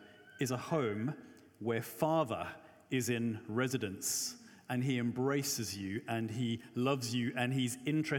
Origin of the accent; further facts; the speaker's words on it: Johannesburg, Gauteng, South Africa; I'm South African, grew up in Joburg